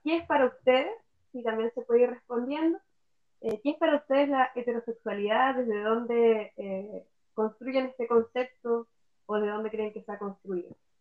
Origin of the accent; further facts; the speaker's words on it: Punta Arenas, Magallanes, Chile; also born or lived in Valparaíso; now in Puerto Montt, Chile; Soy nacida en Punta Arenas, eh, buena vida en Valparaíso y ahora aquí en Puerto Montt.